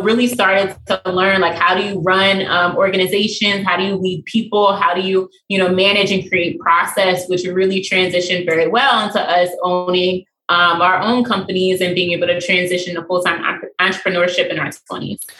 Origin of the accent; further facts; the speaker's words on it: Baltimore, Maryland, United States; also born or lived in Pennsylvania; I was born mm. and raised in Baltimore